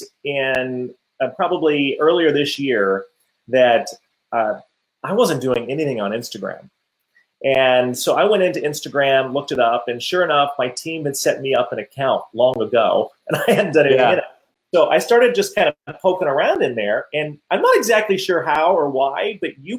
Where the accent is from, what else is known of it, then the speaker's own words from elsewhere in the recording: Iowa, United States; now in Washington, D.C., United States; I grew up in Iowa